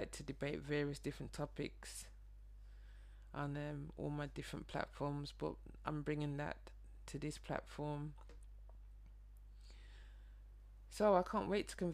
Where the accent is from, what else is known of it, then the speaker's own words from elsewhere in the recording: Birmingham, West Midlands, United Kingdom; moved away as an adult; now in London, United Kingdom; Some people can probably hear my accent, but I'm from Birmingham, a northern city just outside London, but I immigrated here 11 years ago